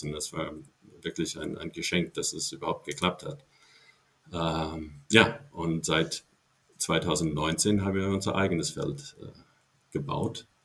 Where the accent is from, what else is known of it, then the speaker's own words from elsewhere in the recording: Ohio, United States; German is a second language; moved away as an adult; Äh, ich komme ursprünglich aus dem Bundesstaat äh, Ohio äh, in Ohio bin ich dort aufgewachsen bis meinem 18. Lebensjahr.